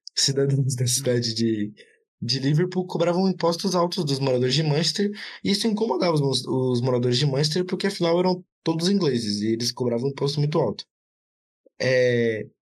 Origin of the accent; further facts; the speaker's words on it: Brazil; eu sou brasileiro